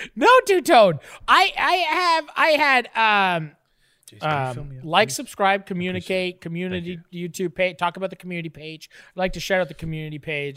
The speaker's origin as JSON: {"language": "English", "country": "Canada", "said": "I'm a Canadian"}